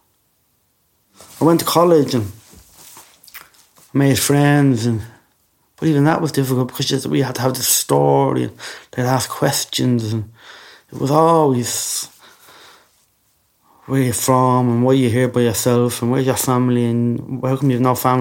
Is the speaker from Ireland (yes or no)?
yes; Dublin, Leinster, Ireland; moved away as an adult; also born or lived in England; they smuggled me from Belfast to Ballymun. That's where I went back